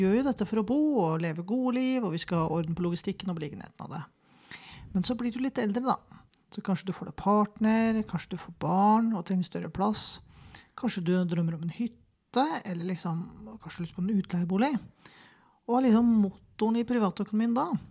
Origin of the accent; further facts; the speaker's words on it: Kløfta, Akershus, Norway; jeg vokste opp på Kløfta